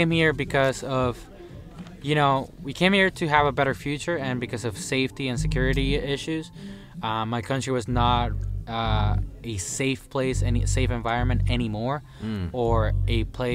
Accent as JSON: {"language": "English", "country": "Venezuela", "tie": "born or raised there", "moved": "yes", "said": "I was actually born in Venezuela, Venezuela."}